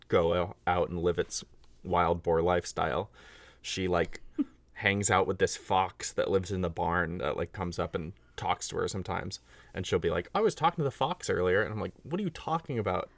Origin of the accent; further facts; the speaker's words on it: Northern California, United States; I grew up in California